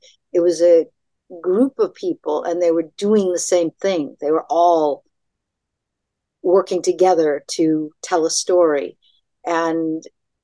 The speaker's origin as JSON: {"language": "English", "town": "Tewksbury", "region": "Massachusetts", "country": "United States", "said": "I'm from Tewkesbury, Lowell, which is just north of Boston"}